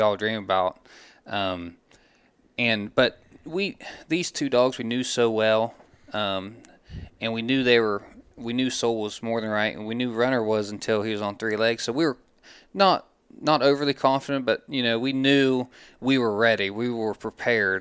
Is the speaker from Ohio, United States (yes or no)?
yes; Glouster, Ohio, United States; we're both from Gloucester originally